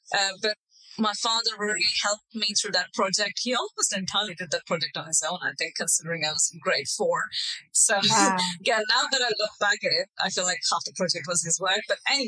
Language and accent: English; India; also born or lived in Middle East; culturally, you know, I'm an Indian person, but I grew up in the Middle East in a quite a different culture.